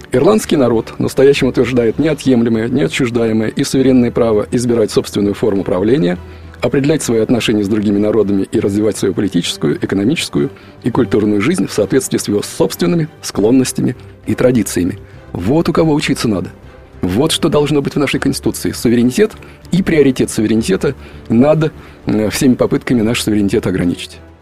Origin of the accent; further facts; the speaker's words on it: Russia; Я, как человек из России, много раз, раз преподававший в Америке